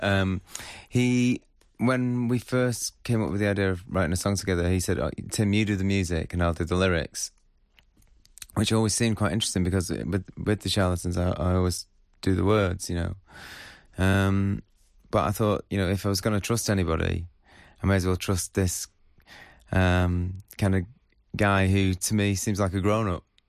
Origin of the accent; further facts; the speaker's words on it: Northwich, North West England, United Kingdom; also born or lived in Salford; I grew up in Northwich